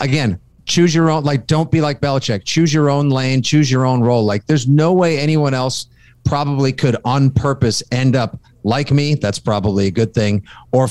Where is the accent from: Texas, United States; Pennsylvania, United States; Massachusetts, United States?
Massachusetts, United States; South Shore; also born or lived in New York City; I grew up on the South Shore and both of my parents were in theater